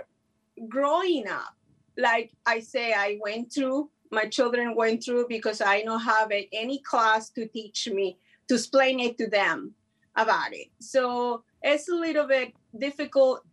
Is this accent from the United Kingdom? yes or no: no; Mexico; first language Spanish; English is a second language; moved away; I learned English in the street. I never went to school, so I hope so you guys understand my English. I'm from Mexico